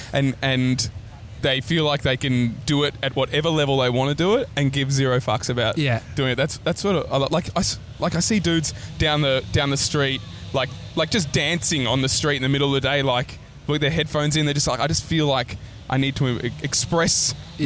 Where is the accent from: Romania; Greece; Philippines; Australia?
Australia; accent: Aussie; my Aussie accent's just lifted up a notch